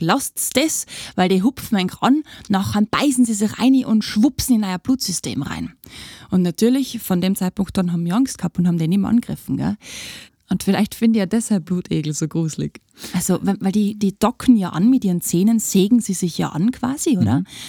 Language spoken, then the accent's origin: German; Tyrol, Austria; bei uns in Tirol